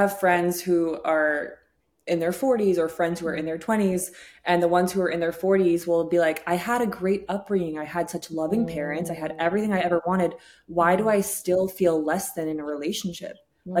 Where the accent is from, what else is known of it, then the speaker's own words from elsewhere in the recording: England, United Kingdom; born there; moved away; Although I was born in England, we moved over here.